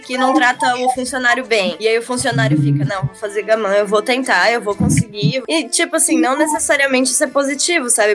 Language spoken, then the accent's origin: Portuguese; São Paulo, Brazil; moved away as an adult; now in Japan; Nasci em São Paulo, cresci em São Paulo